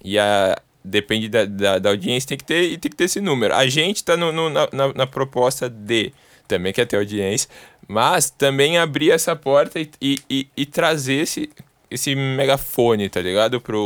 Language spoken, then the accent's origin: Portuguese; São Paulo, Brazil; Sou daqui de São Paulo, 011